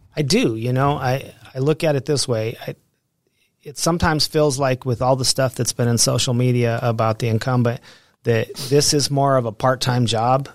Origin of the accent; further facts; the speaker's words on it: Pueblo, Colorado, United States; also born or lived in Alamosa, Colorado / Denver, Colorado; I grew up in Pueblo, Colorado.